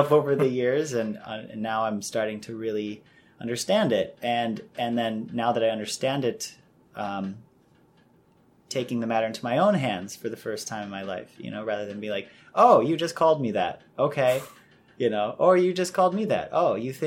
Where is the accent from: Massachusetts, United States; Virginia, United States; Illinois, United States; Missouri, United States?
Illinois, United States; Chicago; I'm half Irish and half Chinese, born and raised in Chicago